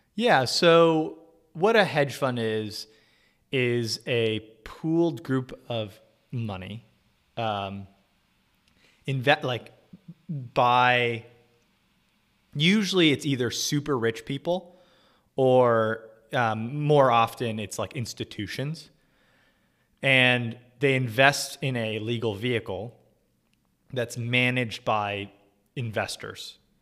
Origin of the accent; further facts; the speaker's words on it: Orange County, Southern California, United States; moved away as an adult; also born or lived in New York City; I am from Southern California originally, uh, specifically Orange County